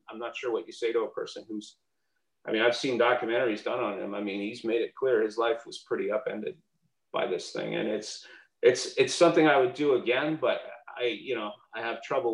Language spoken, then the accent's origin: English; Canada; also born or lived in Montreal / Toronto; now in United States; being a Canadian